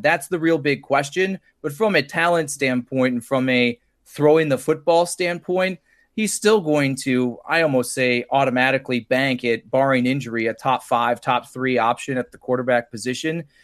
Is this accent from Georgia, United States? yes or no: no; Cleveland, Ohio, United States; I grew up in Cleveland